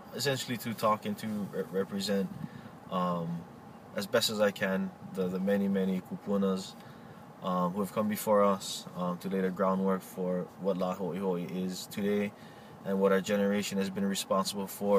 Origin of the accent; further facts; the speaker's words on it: Oahu, Hawaii, United States; I'm from the island of Oahu.